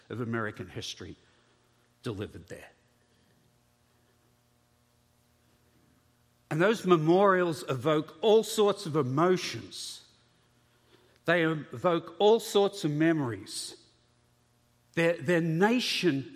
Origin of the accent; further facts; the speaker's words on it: Australia; As an Australian